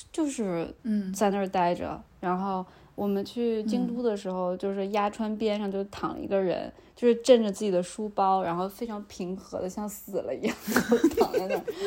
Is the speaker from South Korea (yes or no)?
yes; South Korea; 那就是我们亚洲人，呃，东亚，那就是我们韩国人也是这样的，那就是韩国跟中国人特有的。